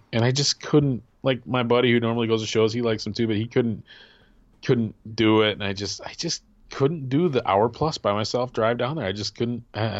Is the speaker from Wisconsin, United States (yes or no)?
yes; Wisconsin, United States; now in Michigan, United States; I grew up in Wisconsin. I've never been to Green Bay.